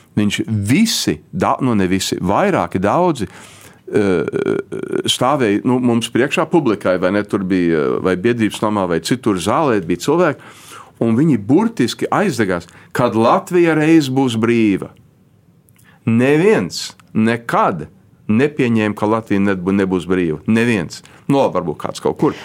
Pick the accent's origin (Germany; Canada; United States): United States; Chicago, Illinois; first language Latvian; es piedzimu Čikāgā